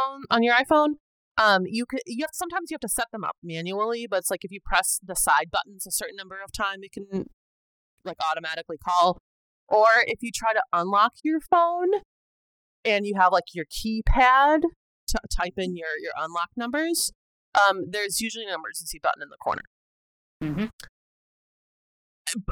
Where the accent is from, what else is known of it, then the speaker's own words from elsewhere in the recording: northern Wisconsin, United States; now in Chicago, United States; I grew up in northern Wisconsin